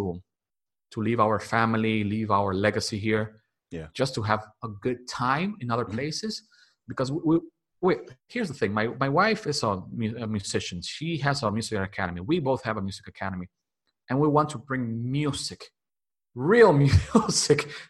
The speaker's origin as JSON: {"language": "English", "country": "Dominican Republic", "tie": "born or raised there", "second_language": "English", "said": "I was born and raised here in Dominican Republic"}